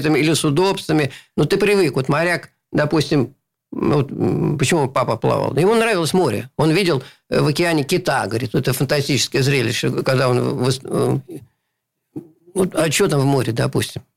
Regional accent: Saint Petersburg, Russia; born or raised there

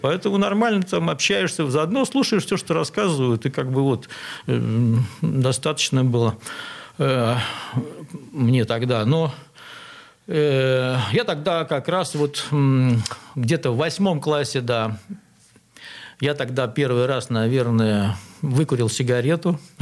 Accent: Saint Petersburg, Russia; Я родился на Малой Охте, где сейчас метро Новочеркасская

